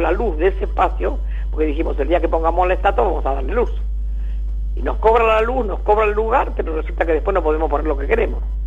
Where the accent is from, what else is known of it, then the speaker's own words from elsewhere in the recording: Ensenada, Buenos Aires Province, Argentina; Esa es la casa donde yo nací